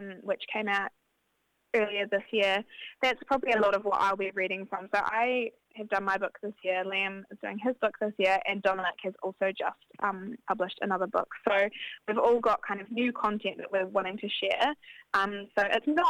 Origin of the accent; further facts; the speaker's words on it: Christchurch, Canterbury, New Zealand; I'm a writer and I'm from Ototahi